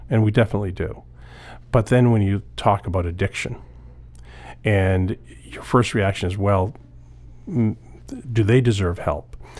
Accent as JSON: {"language": "English", "town": "Old Town", "region": "Maine", "country": "United States", "tie": "born or raised there", "said": "I grew up in Old Town."}